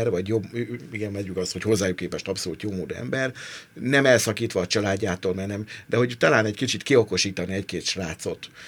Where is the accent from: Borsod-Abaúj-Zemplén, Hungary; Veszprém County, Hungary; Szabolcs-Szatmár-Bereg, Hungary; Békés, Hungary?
Borsod-Abaúj-Zemplén, Hungary; Miskolc; az egész közeg, amiből származom, én, eh, a, a, az egész, ahogy, ahogy nézem a világot hogy nézem a világot. Tehát pont ez a budai kérkedők, nagyképűek, ez nekem Miskolcról nézve a, a lakótelepről